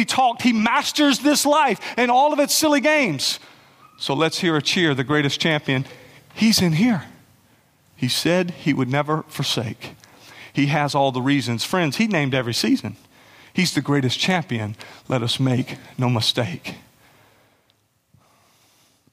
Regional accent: South Carolina, United States; I'm from South Carolina

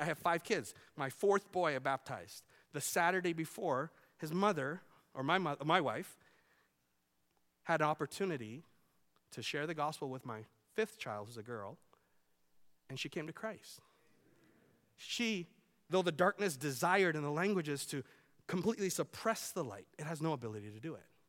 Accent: Vancouver, British Columbia, Canada; now in Iowa, United States; I grew up in Vancouver.

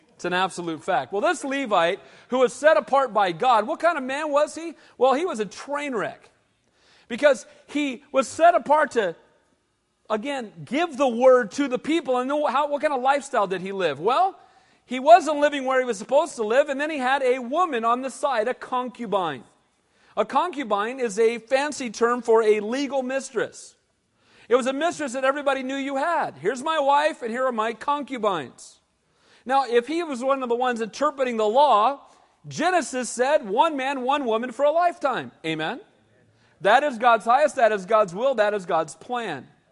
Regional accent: United States; I'm an American, and I'm glad to be one

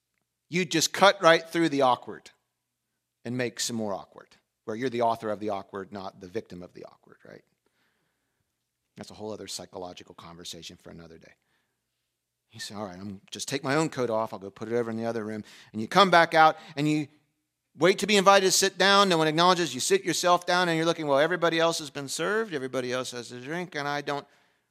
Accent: Pennsylvania, United States; I grew up in the Western part of the world. in a European family of German descent in a small, we moved around a lot, small town in Pennsylvania.

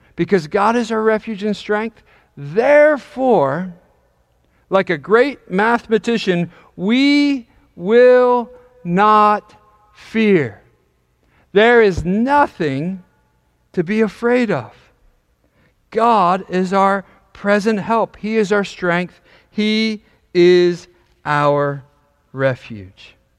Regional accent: York, Pennsylvania, United States; also born or lived in Dallastown, Pennsylvania; I grew up in York, Pennsylvania

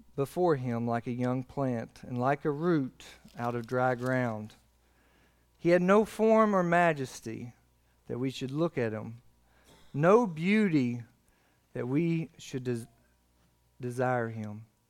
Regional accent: McQuady, Kentucky, United States; I'm from McQuady

